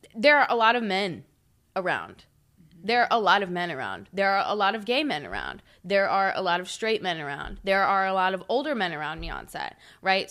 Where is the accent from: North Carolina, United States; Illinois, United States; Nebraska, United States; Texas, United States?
North Carolina, United States; Huntersville; I grew up in Huntersville